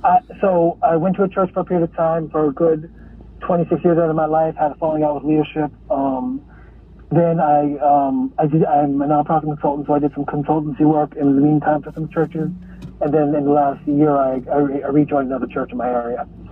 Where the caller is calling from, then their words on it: Hartford, Connecticut, United States; I'm calling from Hartford, Connecticut.